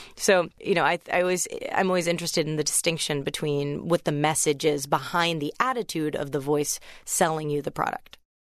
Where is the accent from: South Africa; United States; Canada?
United States; accent: American; also born or lived in England; I was the only American at my college